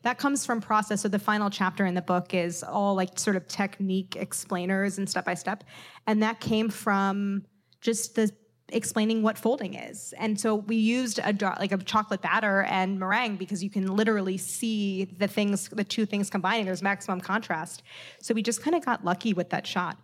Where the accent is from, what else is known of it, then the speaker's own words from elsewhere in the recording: St. Louis, Missouri, United States; moved away; Saint Louis in my hometown